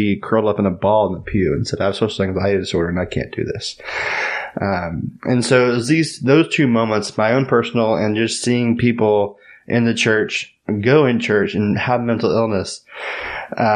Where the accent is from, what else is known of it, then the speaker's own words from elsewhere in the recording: Tyler, Texas, United States; moved away; also born or lived in Los Angeles, California / San Francisco, California; I was born and raised in Tyler, but I used to live in California.